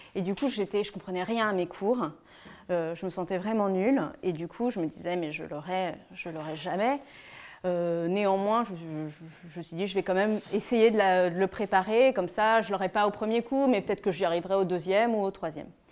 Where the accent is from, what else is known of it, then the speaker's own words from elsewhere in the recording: Lyon, Auvergne-Rhône-Alpes, France; je suis née à Lyon, née d'une famille de trois enfants, d'une maman japonaise et d'un père français